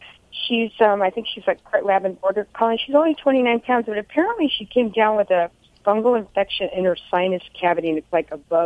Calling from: Santa Clarita, California, United States; Santa Clarita.

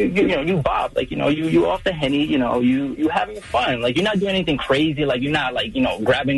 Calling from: New York, United States; I'm from New York.

